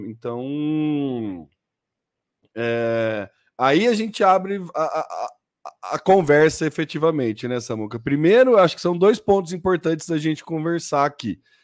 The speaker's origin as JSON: {"language": "Portuguese", "country": "Brazil", "said": "somos brasileiros médios"}